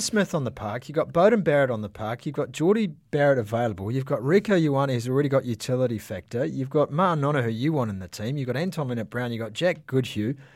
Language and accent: English; Waipu, Northland, New Zealand; You spent, uh, Easter weekend in my hometown